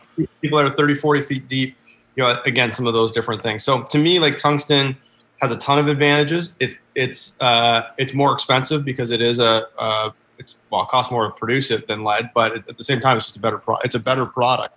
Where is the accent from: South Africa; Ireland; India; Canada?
Canada; about an hour north of Toronto, Ontario; also born or lived in Boston, United States; I grew up uh, just north of the border. Actually, so I'm I'm about an hour north of Toronto